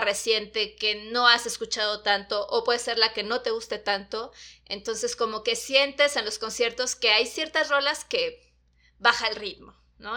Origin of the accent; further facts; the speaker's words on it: Chiapas, Mexico; now in Mexico City, Mexico; yo no soy de la Ciudad de México, yo soy de Chiapas